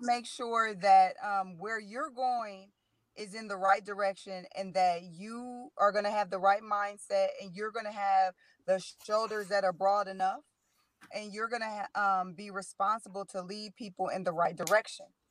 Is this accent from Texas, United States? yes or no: no; Middletown, Ohio, United States; born and raised in Middletown